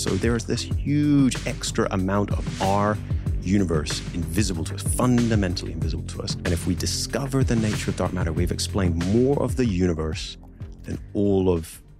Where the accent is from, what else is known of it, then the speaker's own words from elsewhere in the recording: Ballyclare, Northern Ireland, United Kingdom; also born or lived in England / Belfast; we were raised in Northern Ireland, Belfast for a little time, and then little regional country town called Ballyclare, and just grew up in one of the most extraordinarily beautiful countries